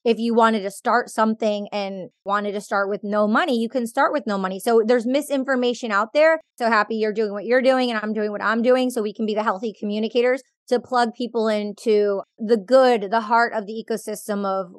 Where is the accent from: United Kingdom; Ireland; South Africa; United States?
United States; Michigan; now in California, United States; I grew up in Michigan from a big Greek family with Plato and Socrates, a lot of literature.